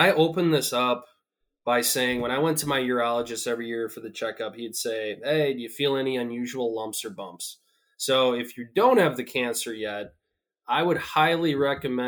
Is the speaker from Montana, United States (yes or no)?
no; North Central Wisconsin, United States; I grew up in North Central Wisconsin